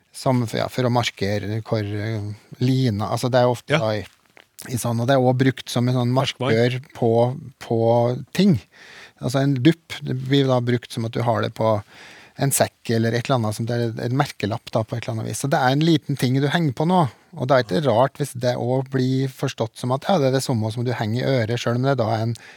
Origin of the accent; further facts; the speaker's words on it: Trøndelag, Norway; Eneeier sier ørdobla, ja. Så jeg er vel trønder nok